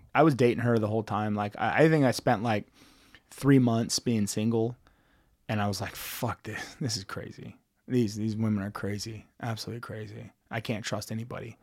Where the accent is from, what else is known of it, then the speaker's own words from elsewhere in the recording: Dallas, Texas, United States; now in Kansas City, United States; growing up in Dallas